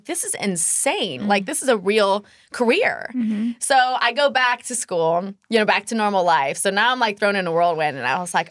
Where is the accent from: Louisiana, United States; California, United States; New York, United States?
California, United States; San Francisco Bay Area; moved away as an adult; also born or lived in Arizona; I grew up in San Francisco Bay Area